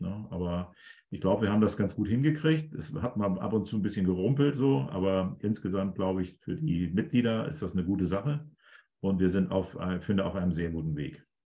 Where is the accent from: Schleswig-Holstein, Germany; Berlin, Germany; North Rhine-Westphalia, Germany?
Schleswig-Holstein, Germany; Schleswig; moved away; also born or lived in Hannover / Hamburg; dass ich geboren bin in Schleswig